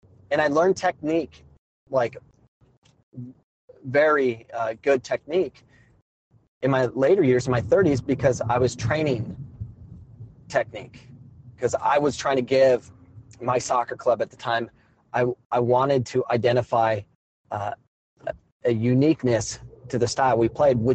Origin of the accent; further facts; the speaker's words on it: Arizona, United States; I grew up playing soccer in Arizona.